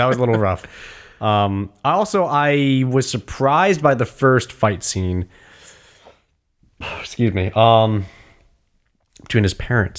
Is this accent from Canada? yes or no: no; China; Well, I grew up in China, so I just know how to do this.